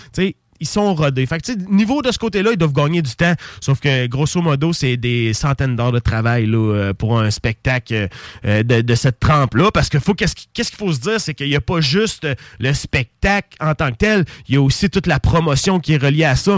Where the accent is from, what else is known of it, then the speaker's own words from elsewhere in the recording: Saint-Nicolas, Quebec, Canada; on a grandi à Saint-Nicolas dans le hood ensemble